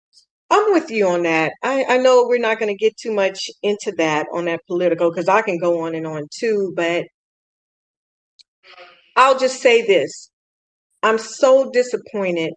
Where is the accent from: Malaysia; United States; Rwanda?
United States; East Bay, San Francisco Bay Area, California; I'm from the San Francisco Bay Area and from the East Bay